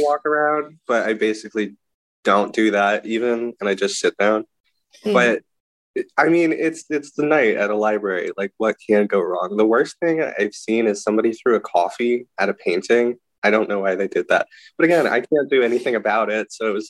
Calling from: Philadelphia, Pennsylvania, United States

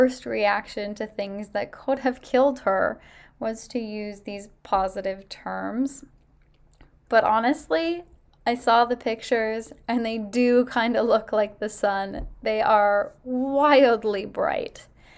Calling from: Ottawa, Ontario, Canada; I'm calling from Ottawa, Ontario, for your well-established and much-anticipated segment

